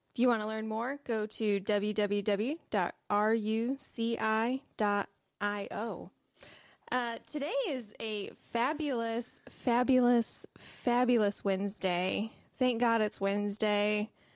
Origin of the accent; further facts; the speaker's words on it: Michigan, United States; I'm from Michigan